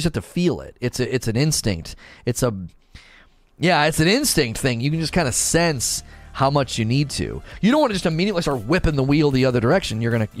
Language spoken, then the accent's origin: English; Canton, Ohio, United States; moved away; I grew up in Ohio with the lake effect snow, moved to Texas. They have no clue how to drive in the snow. Oh, you did? I grew up in Canton, Ohio.